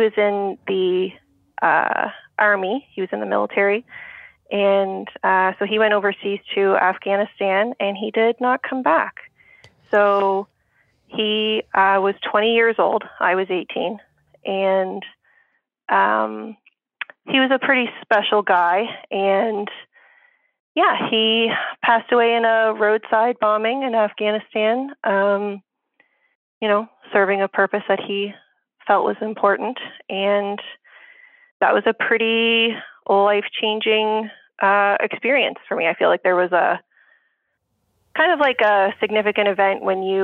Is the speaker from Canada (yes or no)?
yes; Canada; my fellow Canadians